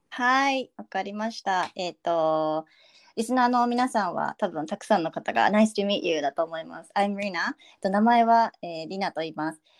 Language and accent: Japanese; Shizuoka, Japan; first language Japanese; 出身は、えー、静岡県です。で静岡県で本当に生まれて しかもめちゃくちゃ田舎で生まれて、うん、そう育って